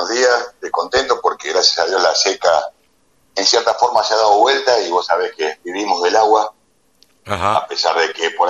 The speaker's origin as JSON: {"language": "Spanish", "country": "Argentina", "said": "Entonces el porqué del porqué patacón fue porque soy argentino, porque tengo valor, pero no tengo precio"}